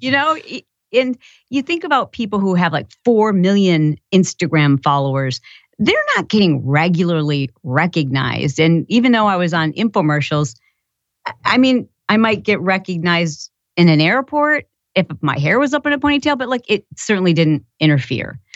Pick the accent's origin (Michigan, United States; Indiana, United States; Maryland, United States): Michigan, United States; I grew up in Michigan